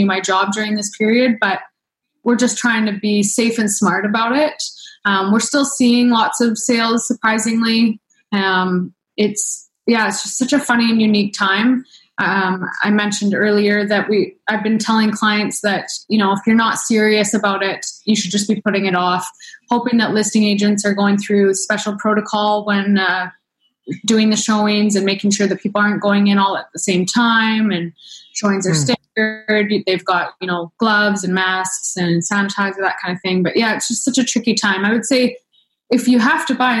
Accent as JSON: {"language": "English", "region": "Saskatchewan", "country": "Canada", "tie": "born or raised there", "also_born_or_lived": "Toronto / Alberta", "moved": "as an adult", "lives_now": "Vancouver, Canada", "said": "I was born and raised in Saskatchewan"}